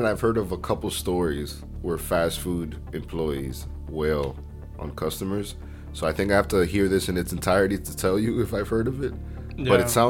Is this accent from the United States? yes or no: yes; Florida, United States; I am from Florida.